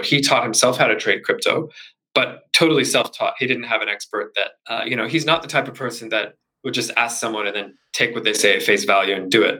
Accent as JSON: {"language": "English", "country": "Canada", "also_born_or_lived": "Vancouver", "said": "I'm originally Canadian"}